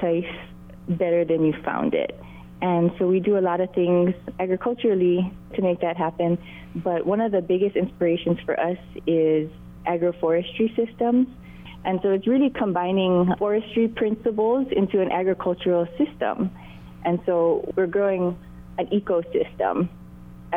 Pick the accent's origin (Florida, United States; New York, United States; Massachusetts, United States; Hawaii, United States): Hawaii, United States; Maui; my husband and I were both born and raised on Maui